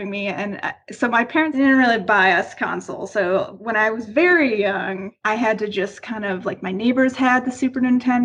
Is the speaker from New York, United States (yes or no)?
yes; Buffalo, New York, United States; moved away as an adult; also born or lived in Florida; So I'm originally from Buffalo, New York.